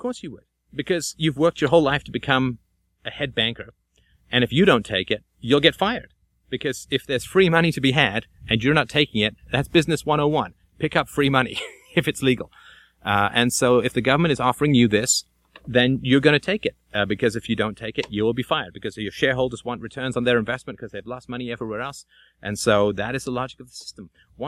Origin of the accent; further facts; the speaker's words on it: Athlone, Leinster, Ireland; born there; I'm born in Ireland. I was born in Athlone in the middle of Southern Ireland and spent a good deal of summers there.